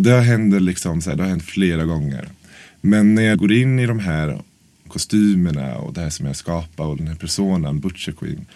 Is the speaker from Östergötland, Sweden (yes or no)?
yes; Norrköping, Östergötland, Sweden; moved away as an adult; now in Stockholm, Sweden; Ja, jag är från Norrköping egentligen. Så jag flyttade till Stockholm för nio år sedan.